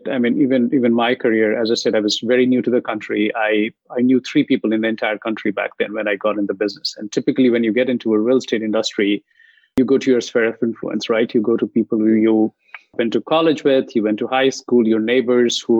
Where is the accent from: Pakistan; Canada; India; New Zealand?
India; English is a second language; moved away as an adult; now in San Jose, United States; I was um, about 18 months in the country. I moved from India